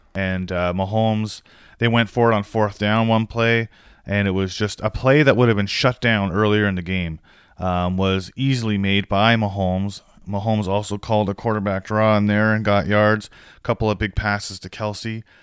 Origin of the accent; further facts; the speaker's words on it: Canada; I'm Canadian